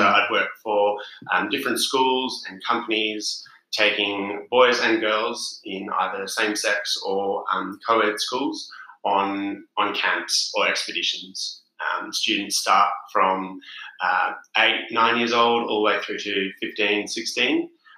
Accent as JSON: {"language": "English", "town": "Perth", "region": "Western Australia", "country": "Australia", "also_born_or_lived": "South Africa", "said": "I am from Perth in Western Australia. Born in South Africa and then immigrated when I was 12. Currently traveling around Europe with my girlfriend."}